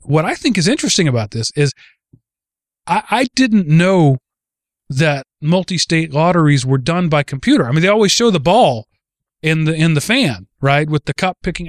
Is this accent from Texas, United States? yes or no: yes; Texas, United States; the tiny rural parts of, of Texas where I'm from